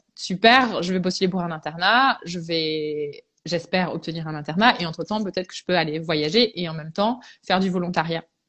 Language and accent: French; Belgium; je suis anglo-belge à la base. Mes parents sont anglais et, et euh, je suis née en Belgique. Donc, moi, j'ai fait mes études en Belgique